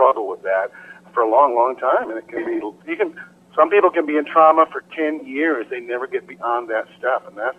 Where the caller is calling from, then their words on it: Minnesota, United States; Minnesota, up in the Twin Cities, where the conference was this summer.